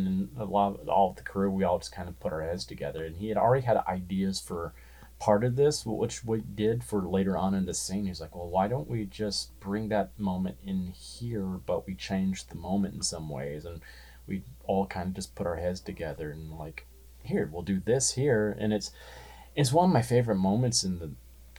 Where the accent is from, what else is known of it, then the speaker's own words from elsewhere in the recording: the South, United States; growing up in the South